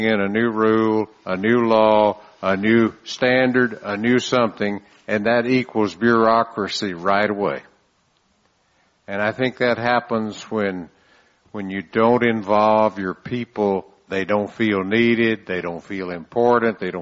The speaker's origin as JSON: {"language": "English", "town": "San Antonio", "region": "Texas", "country": "United States", "said": "I'm from San Antonio"}